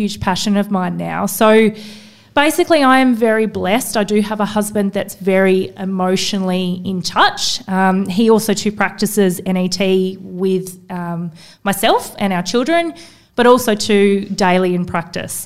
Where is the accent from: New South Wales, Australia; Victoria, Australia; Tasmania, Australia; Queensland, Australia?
Tasmania, Australia; now in Sydney, Australia; growing up in Tassie